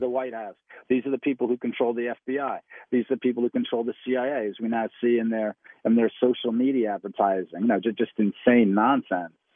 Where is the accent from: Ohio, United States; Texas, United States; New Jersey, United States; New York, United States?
New York, United States; New York City; now in South Carolina, United States; I was raised in New York City